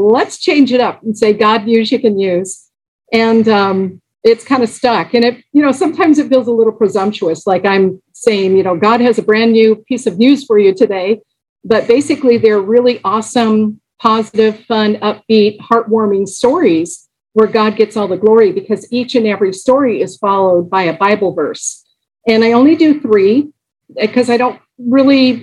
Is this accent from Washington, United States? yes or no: no; Los Angeles, California, United States; I grew up in Los Angeles